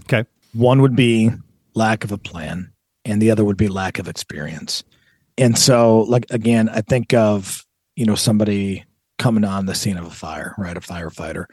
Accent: Southern California, United States; moved away; I'm actually from Southern California, and, and my folks are both from, uh, different parts of California

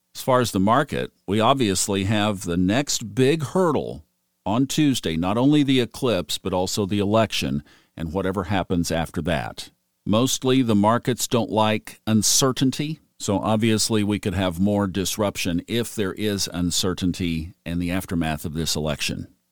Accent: Oklahoma, United States; now in Smoky Mountains, United States; growing up in Oklahoma and having a grandfather who was in the energy arena

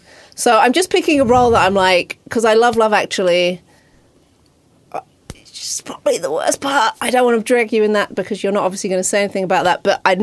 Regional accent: London, United Kingdom; moved away; I'm from London

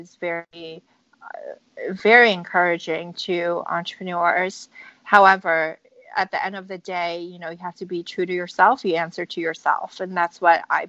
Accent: San Francisco, California, United States; So I grew up in California, in San Francisco

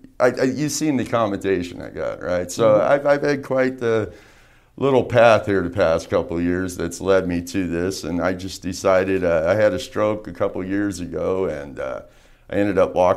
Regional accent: Las Vegas, Nevada, United States; I was born and raised here in Las Vegas.

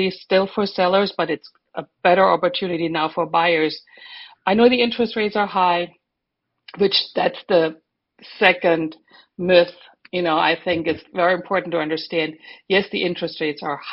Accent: Germany; moved away as an adult; now in Florida, United States; I'm German. And my husband and I moved to Florida in 1995

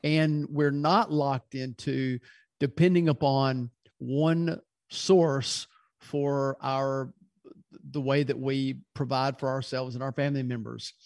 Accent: Louisville, Kentucky, United States; now in Birmingham, United States; originally, I'm from Louisville, Kentucky.

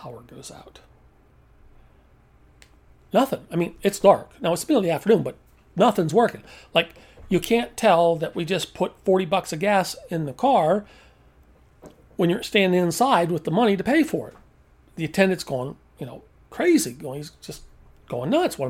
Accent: East Coast, United States; moved away; I'm from the East Coast.

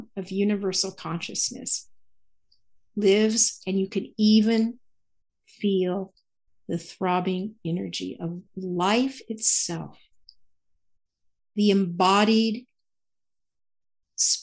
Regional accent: the South, United States; I'm from the South and we always call people sweetheart or honey.

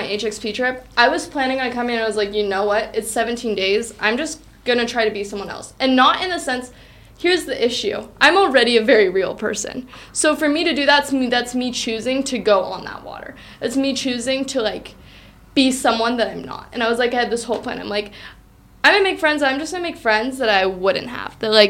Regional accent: United States; I'm from Washington.

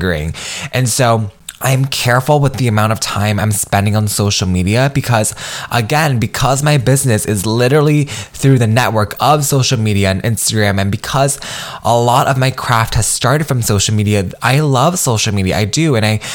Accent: United States; I am Vietnamese American. I come from immigrant parents, and I'm a first generation professional as well as first generation college student.

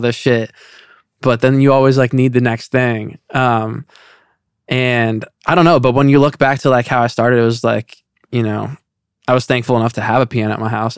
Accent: Indiana, United States; moved away as an adult; now in Los Angeles, United States; I'm living in L A and I'm from Indiana

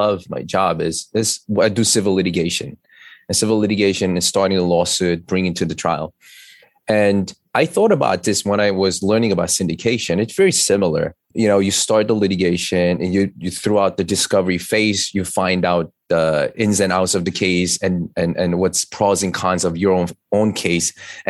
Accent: New York City, New York, United States; As you know, I'm an attorney from New York City.

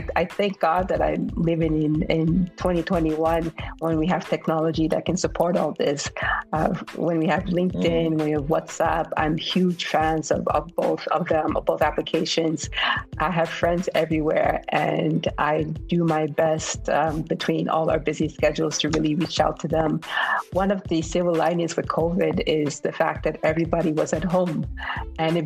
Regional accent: United States; accent: American; moved away as an adult; also born or lived in Germany / Turkey / Kenya; now in Nigeria; having grown up in the U.S. as a Black woman, a Black African woman

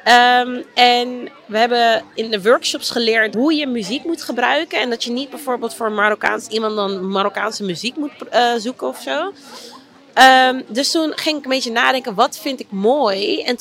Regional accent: Amsterdam, North Holland, Netherlands; Maar ik ben een geboren en getogen Amsterdammer, eigenlijk uit, eh, ja, eigenlijk uit Oost en eh, eh, opgegroeid in Noord.

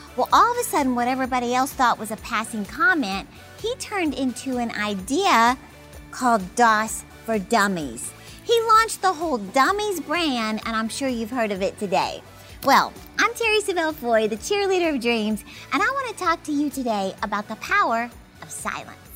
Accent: Texas, United States; I'm from Texas

